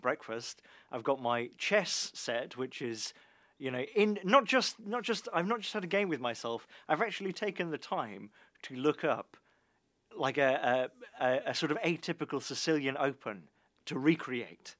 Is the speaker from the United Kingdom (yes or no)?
yes; United Kingdom; as a British person